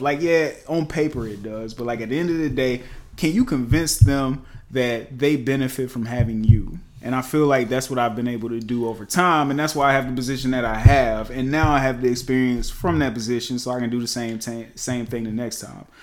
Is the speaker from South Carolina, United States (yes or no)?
yes; Lancaster, South Carolina, United States; I come from Lancaster, South Carolina. I'm just a country boy